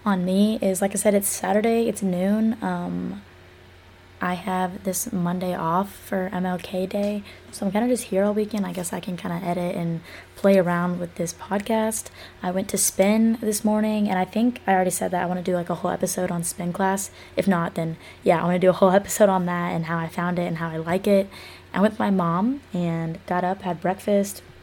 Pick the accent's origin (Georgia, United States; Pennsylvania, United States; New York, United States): Georgia, United States; Athens; I was born in Athens, Georgia, born and raised in Georgia. I've never lived anywhere else